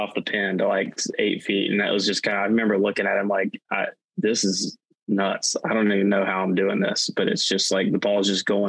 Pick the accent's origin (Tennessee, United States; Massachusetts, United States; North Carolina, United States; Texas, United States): North Carolina, United States; Hickory; growing up in Hickory